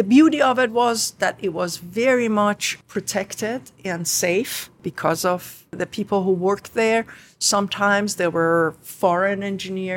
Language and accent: English; Khuzestan, Iran; English is a second language; moved away as an adult; now in New York, United States; Both my sister and myself were born in the southern part of Iran, Ostan Khuzestan, the province of Khuzestan